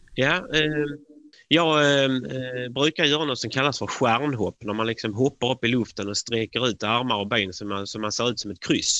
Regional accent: Sweden; man som svensk

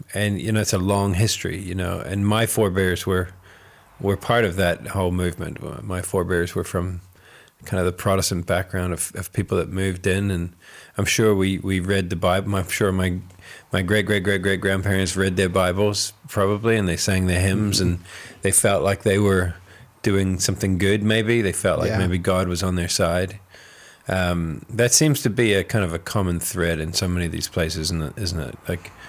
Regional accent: New Zealand; now in Ireland; Like, obviously I'm from New Zealand.

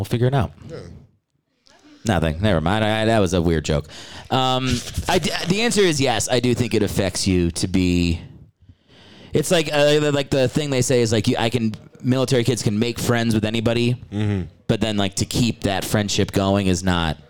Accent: Maryland, United States; I'm from all over, but my dad was in the Army.

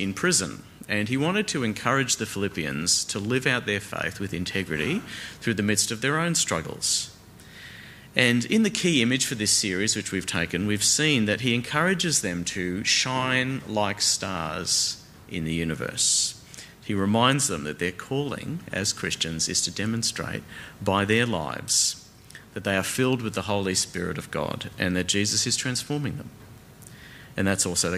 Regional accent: Australia; I am an Australian

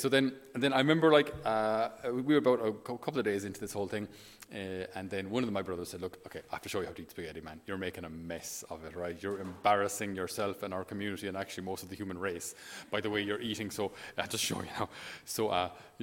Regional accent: Ireland; as an Irish person

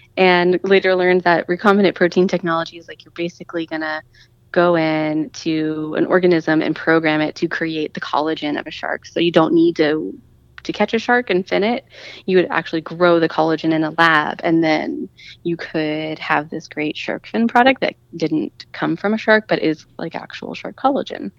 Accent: Las Vegas, Nevada, United States; I grew up in Vegas and I was still living in Vegas

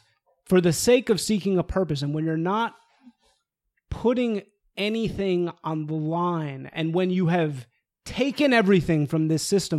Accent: Evanston, Illinois, United States; in the school that I grew up in Evanston, Illinois, the most liberal place on planet Earth

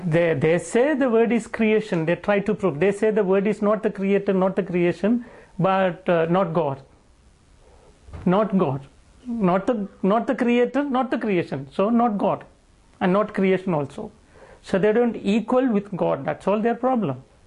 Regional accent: Wayanad, Kerala, India; moved away; My great grandparents are from Turkey, but they came and settled down in India, in the South Kerala, a location called Wayanad

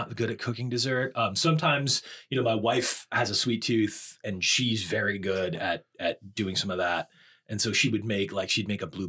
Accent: outside of Boston, Massachusetts, United States; I grew up outside of Boston.

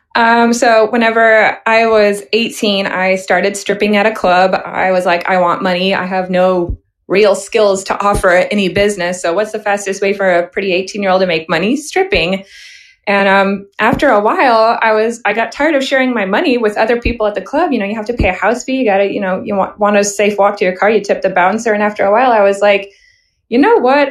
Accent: Missouri, United States; I was born in Missouri and I've grown up here.

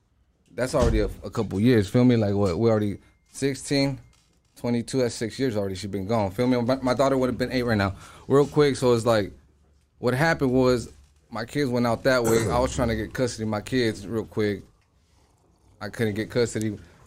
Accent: Los Angeles, California, United States; I'm from the Valley. I grew up right there in North Hollywood, Lancashire and shit. Right there, I am a Lancashire baby. You know, I grew up in the north side

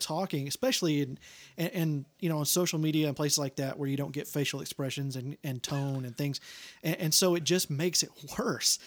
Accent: Longview, Texas, United States; seventy-five miles south of that, Longview

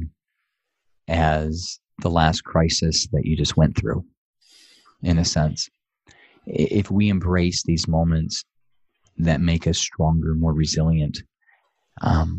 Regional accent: Atlanta, Georgia, United States; from Atlanta, Georgia

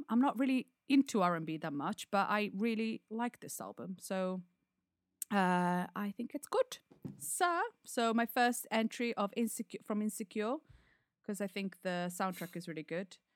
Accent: United Kingdom; As a Brit.

